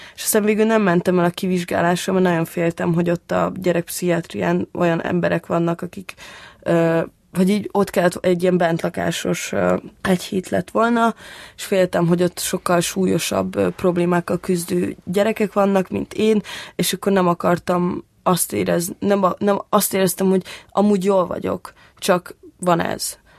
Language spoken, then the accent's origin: Hungarian; Budapest, Hungary; ott Békás megyeren, ahol én felnőttem